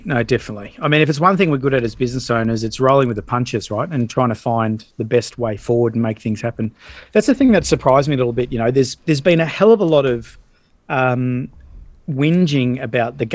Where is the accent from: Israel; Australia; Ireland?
Australia; being an Aussie